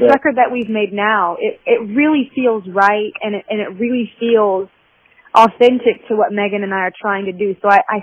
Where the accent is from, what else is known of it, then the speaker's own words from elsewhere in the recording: Southern United States, United States; I think being a Southerner, I really feel it here